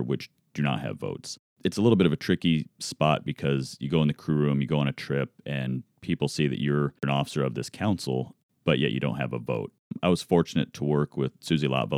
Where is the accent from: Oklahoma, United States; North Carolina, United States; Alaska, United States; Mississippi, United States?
Alaska, United States; moved away; I grew up in Alaska.